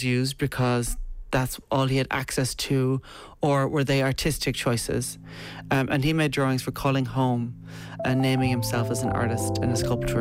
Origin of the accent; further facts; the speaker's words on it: Kilcolgan, Connacht, Ireland; I'm from Galway. I'm from a town, a little village called Kilcolgan